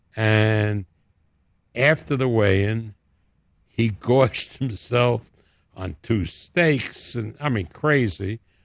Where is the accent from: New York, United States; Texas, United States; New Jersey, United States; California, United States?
New York, United States; accent: New York; moved away as an adult; now in Las Vegas, United States; my home city